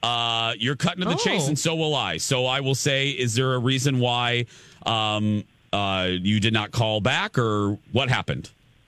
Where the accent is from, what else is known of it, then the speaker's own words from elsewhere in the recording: Indiana, United States; That's why they called me … when I was growing up in Indiana.